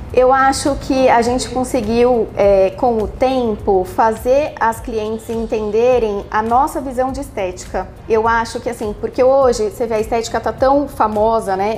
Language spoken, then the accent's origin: Portuguese; São Paulo, Brazil; moved away as an adult; now in Londrina, Brazil; eu sou de São Paulo, capital.